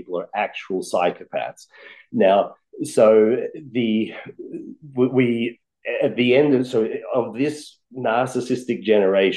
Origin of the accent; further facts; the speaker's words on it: Australia; now in United States; I was born and raised in Australia, a very lucky country.